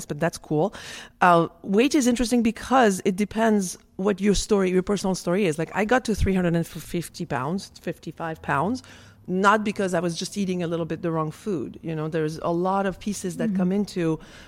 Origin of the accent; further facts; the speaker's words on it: France; moved away; I'm from France